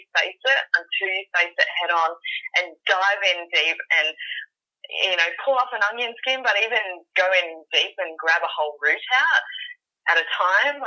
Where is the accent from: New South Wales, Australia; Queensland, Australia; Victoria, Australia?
New South Wales, Australia; Sydney; I'm from Sydney, Australia.